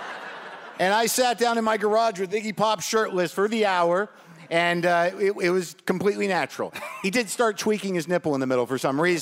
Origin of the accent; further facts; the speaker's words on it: Albuquerque, New Mexico, United States; I grew up in Albuquerque, New Mexico